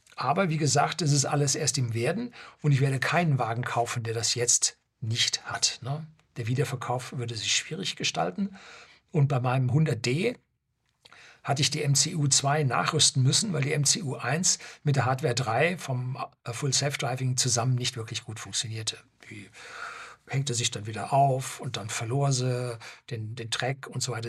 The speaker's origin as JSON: {"language": "German", "country": "Germany", "said": "bei uns in Deutschland"}